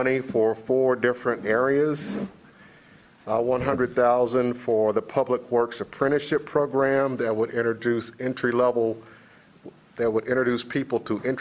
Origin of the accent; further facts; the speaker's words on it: Kentucky, United States; moved away; I'm from Kentucky